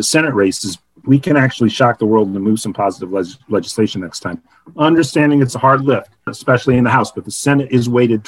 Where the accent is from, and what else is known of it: St. Louis, Missouri, United States; born or raised there